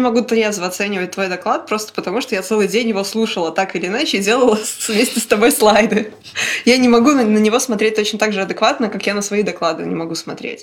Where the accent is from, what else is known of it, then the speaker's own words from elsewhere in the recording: Minsk, Belarus; я родилась в Минске